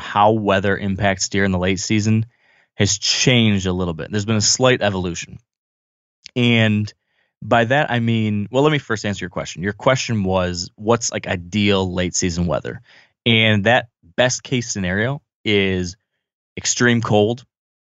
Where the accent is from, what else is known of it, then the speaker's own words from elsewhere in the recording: Michigan, United States; my home state